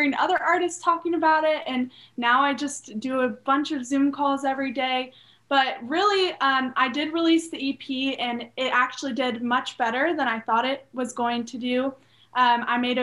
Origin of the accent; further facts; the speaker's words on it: Charleston, South Carolina, United States; also born or lived in Nashville; I'm from Charleston, South Carolina. Born and raised in Charleston